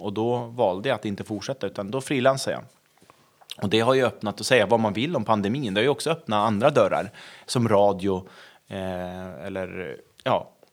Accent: Köpmanholmen, Västernorrland County, Sweden; moved away; Jag är från Köpanholmen utanför Övik

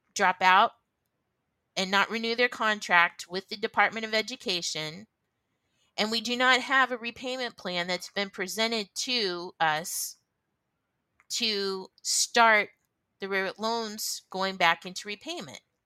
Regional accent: United States

